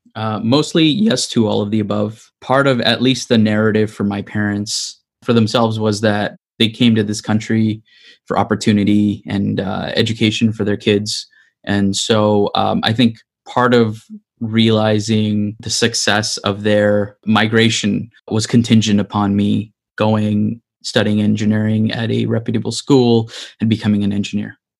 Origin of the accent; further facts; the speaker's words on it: Greater Toronto Area, Ontario, Canada; I'm from the Greater Toronto Area